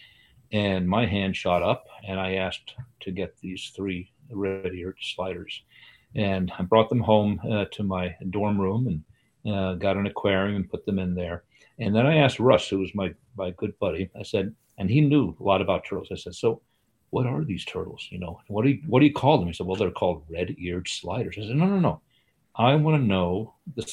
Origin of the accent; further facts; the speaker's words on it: United States; also born or lived in Sweden; now in Vermont, United States; Came to the U.S. when I was 8 years old and lived outside New York City